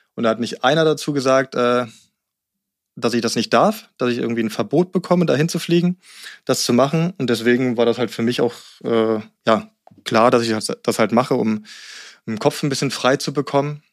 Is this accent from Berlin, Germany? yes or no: yes; Berlin, Germany; moved away as an adult; also born or lived in Rangsdorf; now in Guxhagen, Germany; Ich bin zwar in Berlin aufgewachsen, äh, bis ich mhm. neun war, und dann sind wir aufs Land gezogen, auch Rand Berlin dann in Rangsdorf